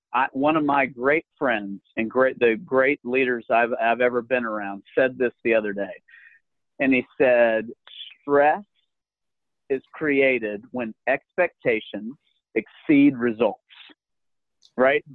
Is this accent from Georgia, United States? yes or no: yes; Alpharetta, Georgia, United States; my hometown of Alpharetta Roswell